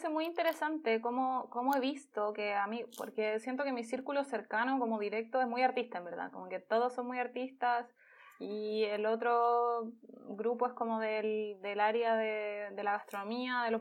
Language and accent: Spanish; Santiago, Santiago Metropolitan Region, Chile; Soy de Santiago de toda la vida. Toda la vida. Nací, nací